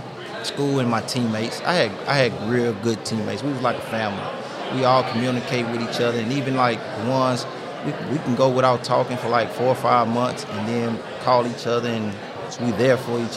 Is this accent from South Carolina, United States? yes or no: no; Baton Rouge, Louisiana, United States; moved away as an adult; I'm from Baton Rouge, Louisiana